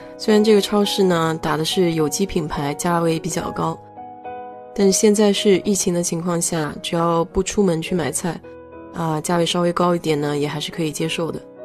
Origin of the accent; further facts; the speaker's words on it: China; now in United States; 我们中国人